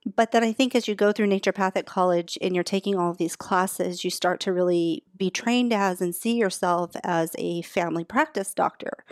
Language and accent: English; Alaska, United States; moved away; I'm originally from Alaska